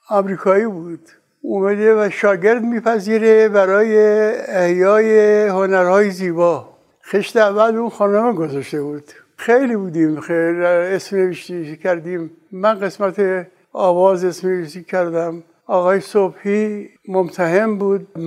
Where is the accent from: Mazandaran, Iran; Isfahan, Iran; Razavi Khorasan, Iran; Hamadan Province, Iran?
Isfahan, Iran; Meymeh; now in Tehran, Iran; پدرم در میمه ساکن بود از اصفهان اومدن میمه موندن ما در اون خانه متولد شدیم